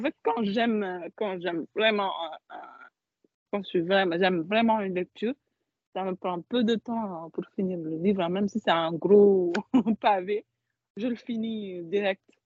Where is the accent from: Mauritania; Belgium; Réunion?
Mauritania; now in Paris, France; je suis mauritanienne